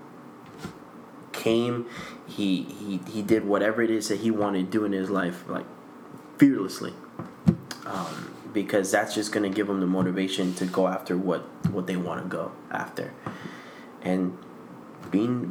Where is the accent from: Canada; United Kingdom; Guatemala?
Guatemala; now in United States; I'm from Central America, Guatemala